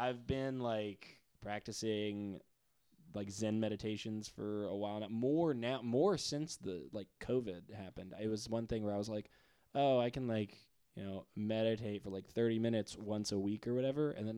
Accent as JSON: {"language": "English", "town": "Atlanta", "region": "Georgia", "country": "United States", "tie": "born or raised there", "moved": "yes", "lives_now": "Nashville, United States", "said": "We're from Atlanta together"}